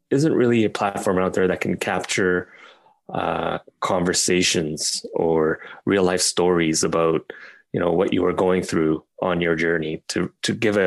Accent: Pakistan; I was born in Pakistan

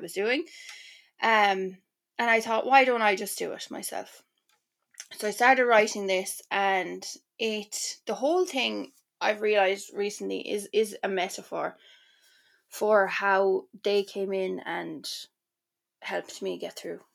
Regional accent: Ireland; moved away; also born or lived in Milan, Italy; I feel like as an Irish person

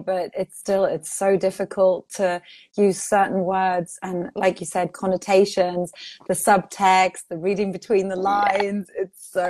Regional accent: Portugal; also born or lived in England; But I grew up in Portugal. I was raised English speaking. And then I studied in England.

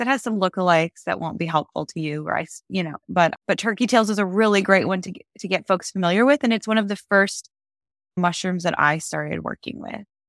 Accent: Minnesota, United States; moved away; I grew up in Minnesota

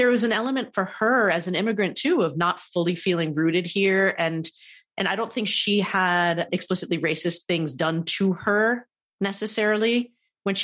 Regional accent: East Coast, United States; I grew up on the East Coast to a Japanese immigrant mom and a white dad

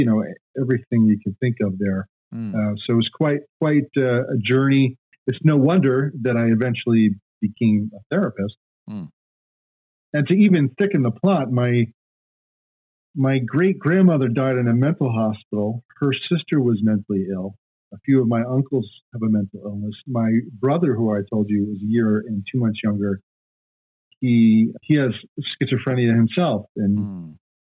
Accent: Long Island, New York, United States; also born or lived in Japan; born in New York, Long Island, New York

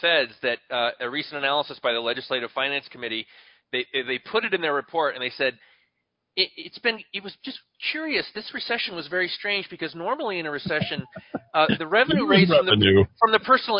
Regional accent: Connecticut, United States; now in New Mexico, United States; Ned Lamont in my home state.

